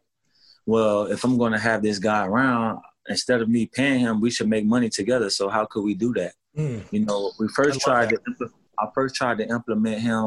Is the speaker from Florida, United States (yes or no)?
yes; Miami, Florida, United States; now in Los Angeles, United States; I'm in LA. I'm from Miami